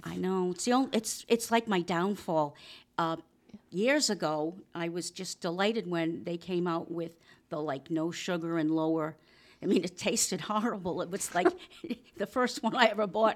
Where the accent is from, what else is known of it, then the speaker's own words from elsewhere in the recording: Rhode Island, United States; I'm from Rhode Island